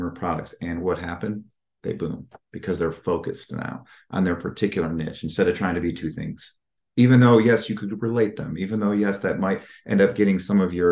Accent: Midwest, United States; I'm from the Midwest

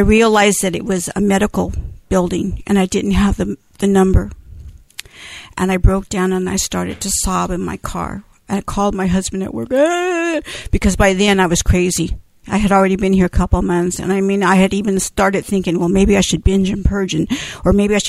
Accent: Manteca, California, United States; And I said, Oakdale's close enough, because I'm from Manteca.

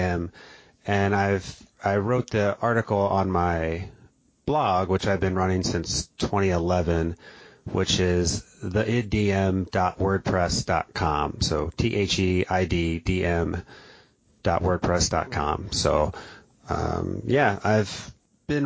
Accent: New Jersey, United States; I grew up in South Jersey

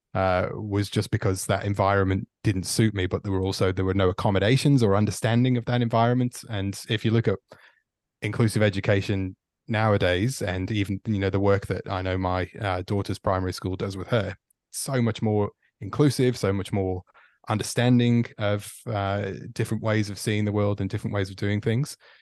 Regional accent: Stoke-on-Trent, West Midlands, United Kingdom; moved away as an adult; also born or lived in Victoria, Australia; now in Australia; I'm from Stoke on Trent in the Midlands in uh, in England, which nice. was uh, born there and grew up there, and left

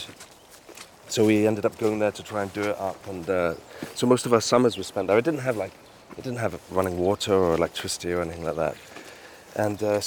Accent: Kingsbarns, Scotland, United Kingdom; now in Cellardyke, United Kingdom; I was brought up in King's Barnes, now I live in Sellardike

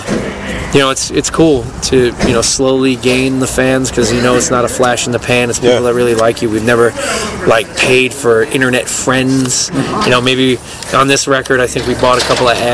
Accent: New Jersey, United States; I grew up here. This is my hometown. You know, this is not hometown, but this is my home state

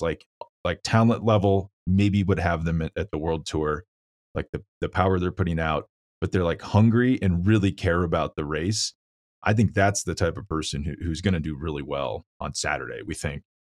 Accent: Kansas, United States; now in Colorado, United States; I'm from Kansas. I live in Colorado now

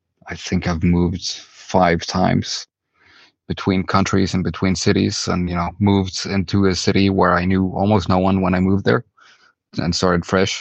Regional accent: Stavanger, Rogaland, Norway; now in Denmark; I'm from Norway and grew up in Norway in a city called Stavanger

